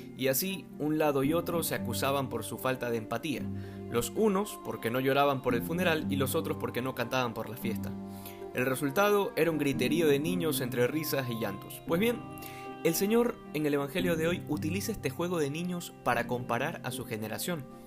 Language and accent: Spanish; Manabí, Ecuador; En mi país, concretamente en la provincia de Manabí